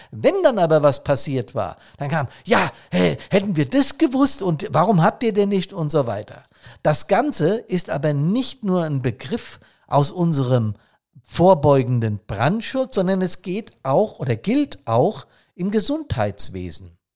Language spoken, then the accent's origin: German; Bad Soden, Hesse, Germany; hier in meiner Heimatstadt, ich habe es im letzten Podcast erzählt, ist es ja auch passiert. Bad Soden war mal wieder ein kleiner See